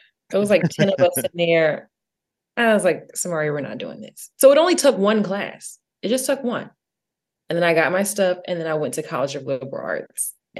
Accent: Atlanta, Georgia, United States; moved away as an adult; now in Nashville, United States; No, I'm from Atlanta.

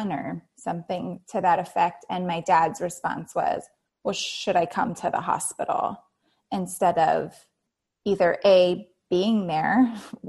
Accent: Santa Monica, California, United States; born or raised there; also born or lived in Santa Barbara, California / Playa del Rey, California

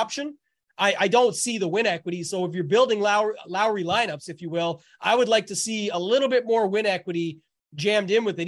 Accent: Canada; being Canadian

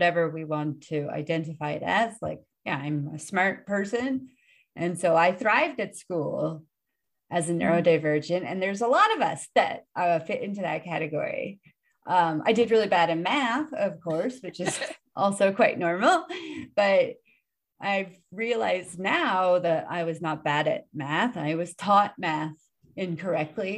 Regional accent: Oakland, California, United States; now in Japan; I'm originally from Oakland, California.

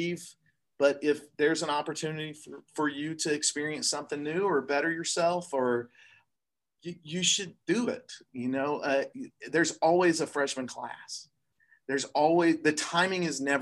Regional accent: Atlanta, Georgia, United States; moved away as an adult; I started at Georgia Tech in Atlanta, my hometown

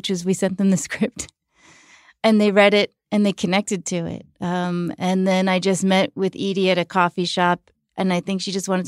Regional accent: New York, United States; born or raised there

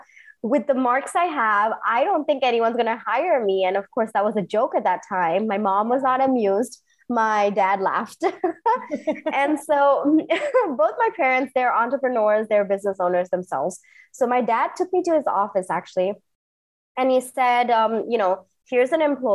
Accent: Singapore; moved away as an adult; also born or lived in India / New York; now in Bangalore, India; I grew up in Singapore, did my engineering in India, and then I flew to New York to do my MBA

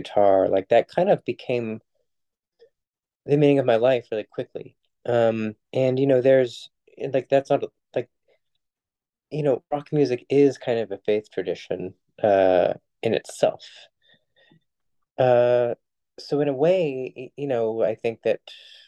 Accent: New York City, New York, United States; I was raised mostly in New York City in a context that was hyper secular

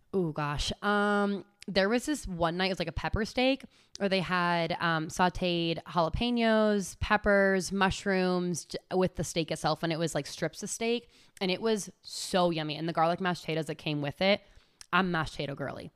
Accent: California, United States; moved away as an adult; now in Charlotte, United States; I am from California. I have been living in Charlotte for almost a full five years now

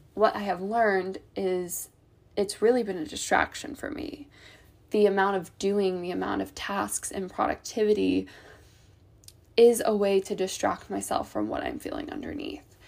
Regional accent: Ohio, United States; I grew up in the Midwest, in Ohio

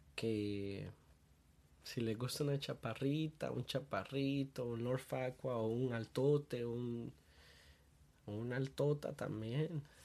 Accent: Honduras; soy de Honduras

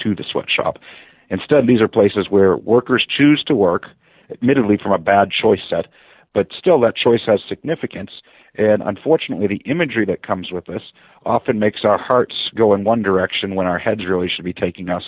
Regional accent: Haverhill, Massachusetts, United States; I grew up in what was known as the Shoe City of Haverhill, Massachusetts

